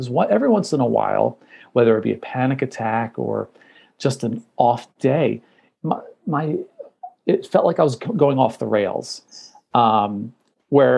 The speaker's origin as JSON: {"language": "English", "region": "New Jersey", "country": "United States", "said": "I'm from New Jersey"}